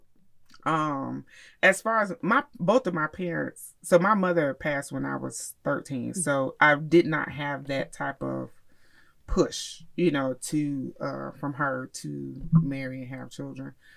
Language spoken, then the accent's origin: English; Miami, Florida, United States; now in Charlotte, United States; I I grew up in Miami